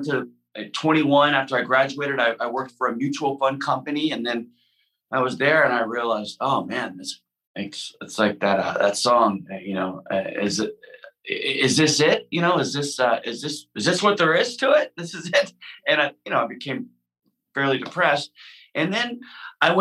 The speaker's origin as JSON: {"language": "English", "town": "Houston", "region": "Texas", "country": "United States", "tie": "born or raised there", "said": "I come from Houston, Texas, right? So it wasn't necessarily an environment of like, you know, follow your creative passions."}